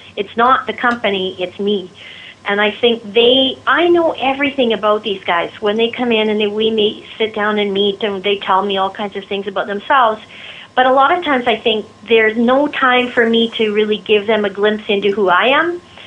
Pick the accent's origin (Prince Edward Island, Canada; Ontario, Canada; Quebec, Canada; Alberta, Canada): Alberta, Canada; Red Deer; I'm one of the few that's actually born and raised in Red Deer that's still here.